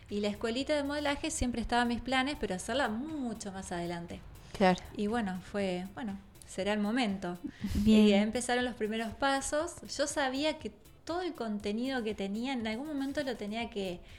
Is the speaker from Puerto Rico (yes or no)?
no; Chile; now in Tandil, Argentina; Es más, yo llegué de Chile porque en Chile no fue como les decía, no pasaba esto de, que te conocieran y eso era más normal. Y yo llegué acá a Tandil